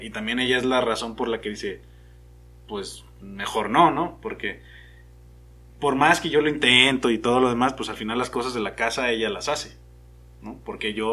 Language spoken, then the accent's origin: Spanish; Mexico; yo soy como el mexicano promedio